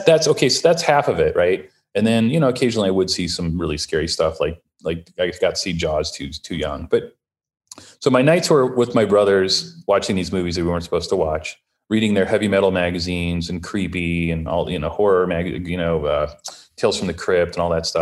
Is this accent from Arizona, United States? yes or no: no; Ohio, United States; now in Los Angeles, United States; I'm the youngest of six, and I grew up in Ohio